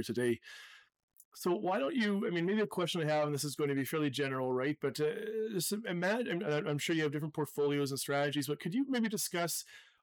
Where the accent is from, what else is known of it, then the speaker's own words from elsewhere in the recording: Canada; as a Canadian